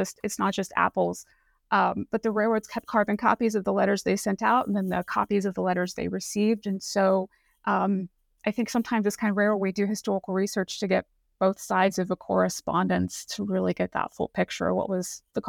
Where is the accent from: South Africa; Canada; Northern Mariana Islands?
Northern Mariana Islands; Saipan; So I grew up in Saipan, which is a little island out in the Pacific near Guam, and we had apples in our local grocery store.